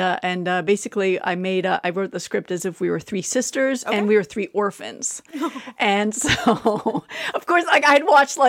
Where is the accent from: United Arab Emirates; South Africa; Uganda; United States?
United Arab Emirates; Abu Dhabi; moved away; I grew up in Abu Dhabi in the UAE.